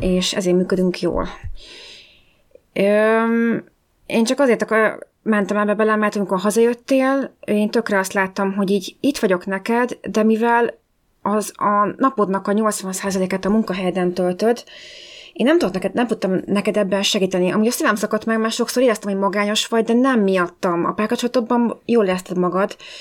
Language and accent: Hungarian; Hungary; moved away as an adult; also born or lived in London; én, mint magyarként, nagyon ritka m-, voltam, mint a fehér holló ebben az iskolában